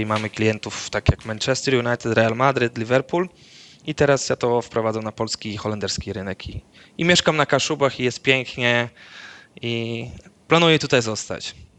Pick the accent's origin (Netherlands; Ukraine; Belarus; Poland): Netherlands; moved away; w mojej wiosce w Holandii, y, gdzie to wioska, tak, gdzie całe życie mieszkałem w Holandii, mój ojciec mieszka